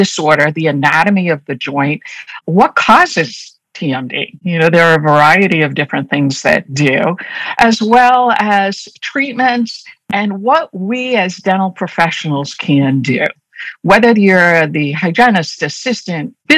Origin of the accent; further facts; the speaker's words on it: Boston, Massachusetts, United States; accent: Boston; I'm a native Bostonian. So as I'm speaking, you're going to probably hear me drop my R's a lot. So my Boston accent comes through very strong